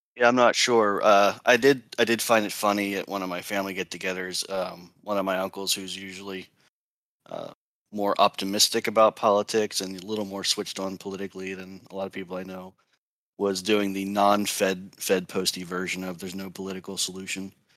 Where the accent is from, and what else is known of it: East Coast, United States; born or raised there